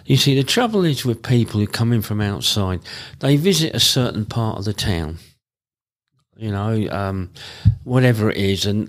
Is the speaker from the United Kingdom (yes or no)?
yes; Luton, East of England, United Kingdom; where are you from? And you go, Luton